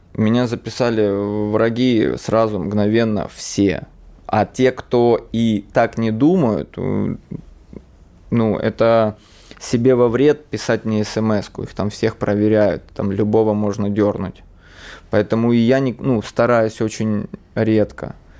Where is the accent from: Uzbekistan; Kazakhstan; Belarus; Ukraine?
Ukraine; Donbas; now in Russia; родился и рос в Донбассе, на Донбассе